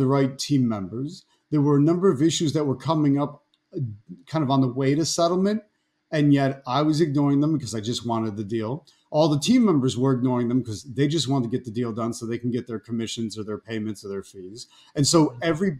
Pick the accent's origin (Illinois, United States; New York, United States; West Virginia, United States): New York, United States; Buffalo; moved away; also born or lived in Washington, D.C.; We're both from upstate New York. We're from Buffalo